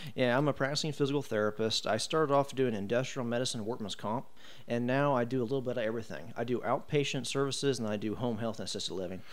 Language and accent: English; Brownsburg, Indiana, United States; I was born and raised here in Brownsburg